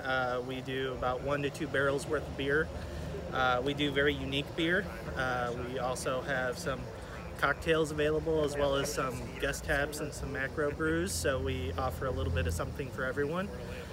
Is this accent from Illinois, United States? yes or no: no; Niles, Michigan, United States; I'm born and raised in Niles, and being here for 35 years